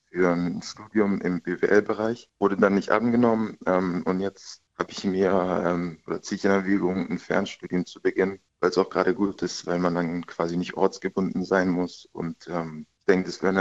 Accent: Reutlingen, Baden-Württemberg, Germany; also born or lived in Munich; now in Karlsruhe, Germany; Ich meine, ich komme eigentlich aus Reutlingen, ist eine etwas kleinere Stadt, München dann noch etwas größer, aber jetzt Karlsruhe finde ich ist eigentlich eine recht gute Größe als Stadt.

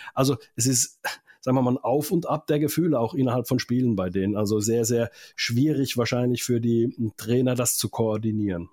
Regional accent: Finland; moved away; also born or lived in Mannheim, Germany; aus meiner Heimat auch in Finnland

